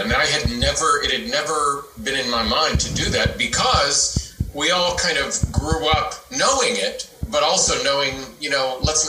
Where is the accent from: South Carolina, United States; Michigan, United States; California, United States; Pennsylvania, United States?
Pennsylvania, United States; Johnstown; my hometown, Johnstown, Pennsylvania.